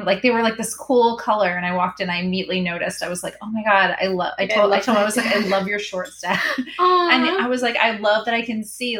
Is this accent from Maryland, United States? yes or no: no; Massachusetts, United States; now in Florida, United States; I grew up in Massachusetts